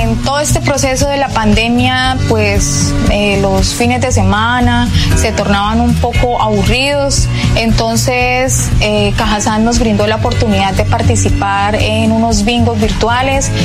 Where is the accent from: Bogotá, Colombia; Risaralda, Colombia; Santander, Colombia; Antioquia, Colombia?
Santander, Colombia; Curití; vivíamos en, Curití